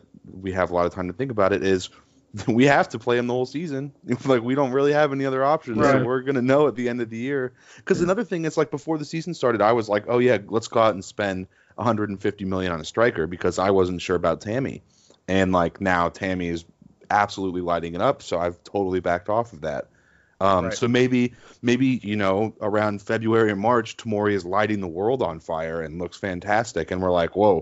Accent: United States; I'm American

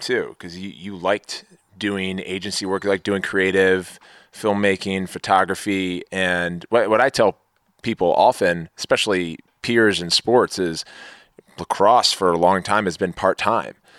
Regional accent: Maryland, United States; I grew up in Maryland

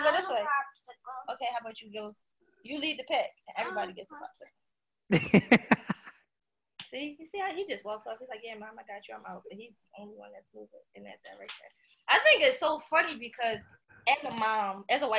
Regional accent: Philadelphia, Pennsylvania, United States; also born or lived in Lock Haven; I'm originally from South Philadelphia. Born and raised. So I lived there my whole entire life until about 17 years old when I went off to college

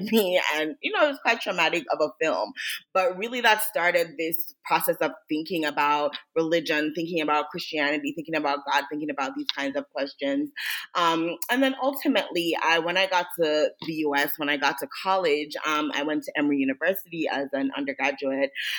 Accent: Jamaica; I grew up in Jamaica

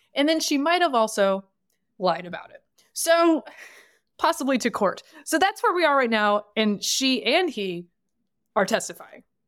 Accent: the South, United States; I am from the South

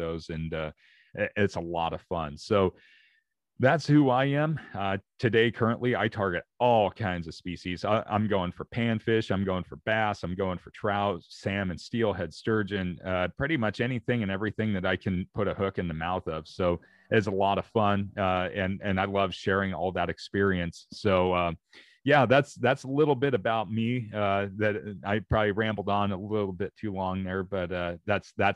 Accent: Oregon, United States; I'm from Oregon. So here in the Pacific Northwest

